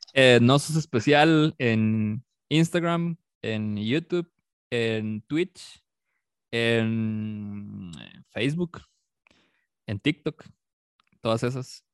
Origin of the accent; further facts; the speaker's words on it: San Carlos, Alajuela, Costa Rica; moved away; yo soy de San Carlos, yo crecí en San Carlos y hasta hace como 13 años por ahí me vine para acá.